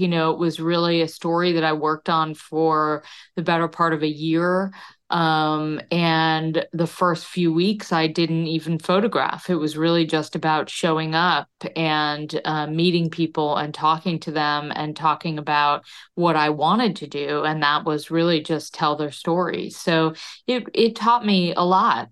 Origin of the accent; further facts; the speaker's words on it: Connecticut, United States; growing up in Connecticut